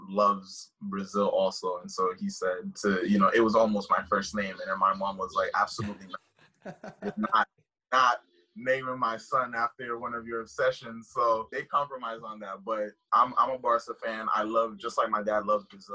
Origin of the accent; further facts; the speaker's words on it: Haiti; now in United States; I live in the U.S., obviously, but I'm originally from Haiti.